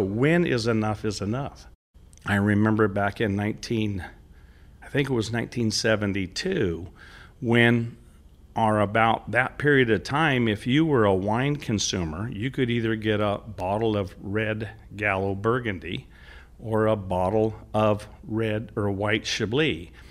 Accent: Central California, United States; also born or lived in Selma, California; growing up in Central California in the fifties and the sixties

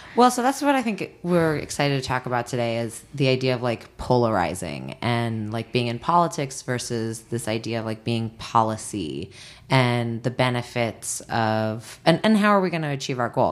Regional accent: Washington, District of Columbia, United States; moved away; my hometown, Washington, D C

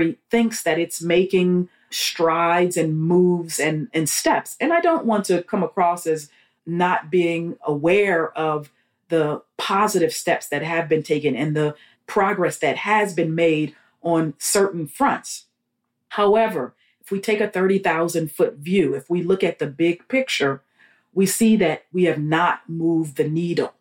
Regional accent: Los Angeles, California, United States; moved away as an adult; also born or lived in New York / New Jersey; now in Houston, United States; I grew up in Los Angeles after my family moved to Southern California from New York

